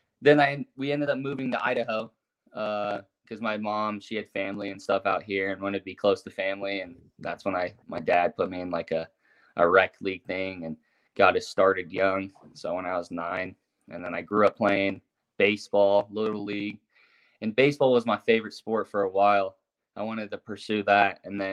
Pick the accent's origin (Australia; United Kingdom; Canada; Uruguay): Uruguay; also born or lived in Las Vegas, United States / St. George, United States; I was born in Vegas. I moved to St. George, and I lived there for 5 years until I was 7. And then we moved to Uruguay. Just because my dad bought land out there. And so I was out in South America, always playing soccer.